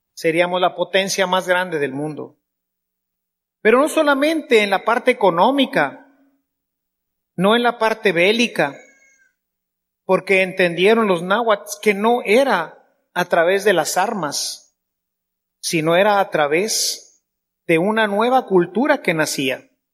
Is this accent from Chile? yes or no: no; Mexico; Somos mexicanos